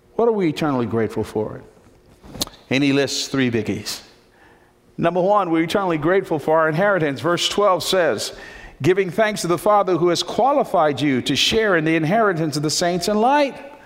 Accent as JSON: {"language": "English", "town": "Newark", "region": "New Jersey", "country": "United States", "tie": "born or raised there", "said": "I was born in Newark, New Jersey."}